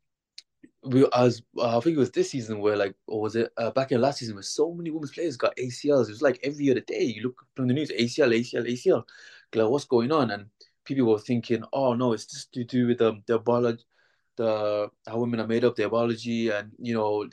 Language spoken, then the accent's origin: English; Birmingham, West Midlands, United Kingdom; I'm from Birmingham, born and raised.